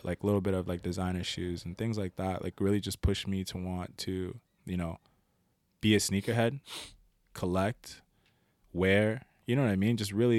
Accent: Philadelphia, Pennsylvania, United States; Like I said, I grew up in Overbrook, and if everyone knows that neighborhood, it's a rough neighborhood.

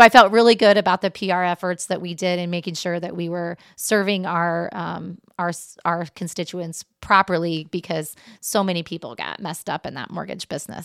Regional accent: Mexico, Indiana, United States; I'm from Mexico, Indiana originally

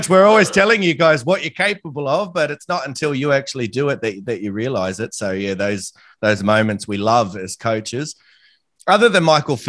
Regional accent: Australia; as an Australian

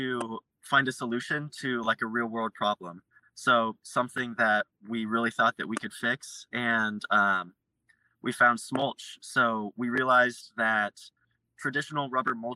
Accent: Lafayette, Indiana, United States; I grew up in Lafayette, Indiana, so not too far from home

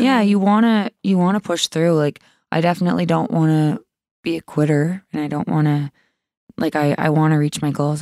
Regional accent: Sydney, Nova Scotia, Canada; I grew up in Cape Breton

